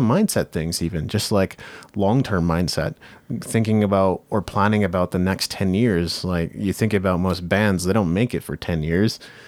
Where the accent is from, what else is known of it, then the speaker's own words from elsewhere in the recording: Japan; I grew up in Japan.